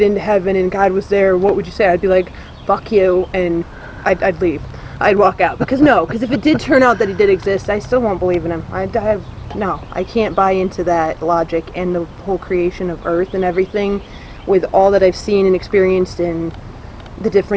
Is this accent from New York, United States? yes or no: yes; New York, United States; I'm from New York